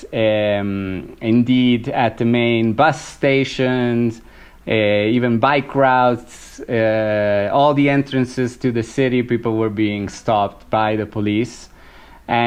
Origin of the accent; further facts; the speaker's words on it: province of La Spezia, Liguria, Italy; now in Bogota, Colombia; I come from the province of La Spezia